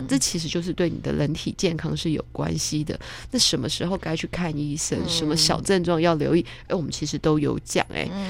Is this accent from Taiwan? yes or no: yes; Taiwan; 我以前小时候是在眷村长大，但是我，我不是那个外省人，我是本省人